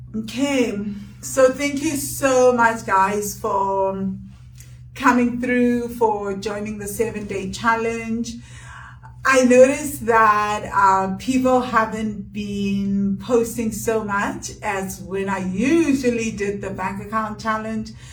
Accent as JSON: {"language": "English", "country": "South Africa", "tie": "born or raised there", "said": "we were growing up in South Africa that was capitalist"}